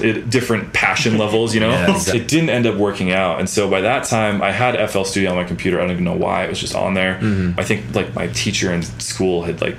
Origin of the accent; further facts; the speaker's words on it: Alaska, United States; moved away as an adult; now in Utah, United States; Growing up in Alaska, I lived out in the middle of nowhere, pretty much out in the woods.